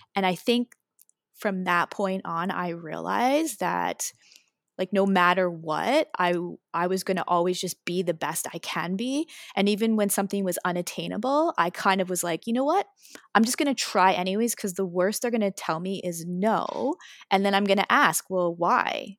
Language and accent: English; Waterloo Region, Ontario, Canada; I was born in the Waterloo region area.